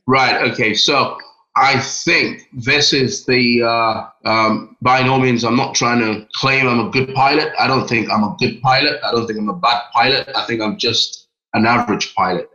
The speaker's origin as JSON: {"language": "English", "country": "Nigeria", "tie": "born or raised there", "also_born_or_lived": "London, United Kingdom", "moved": "as an adult", "lives_now": "United Kingdom", "said": "I was born in London next yeah. to uh, Westminster. And then I at a very young age, moved to Nigeria with my parents and lived there till I was 18."}